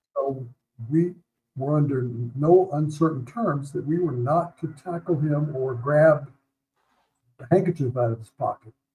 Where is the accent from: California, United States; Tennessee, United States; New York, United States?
Tennessee, United States; Memphis; moved away as an adult; now in Denver, United States; I grew up in Memphis.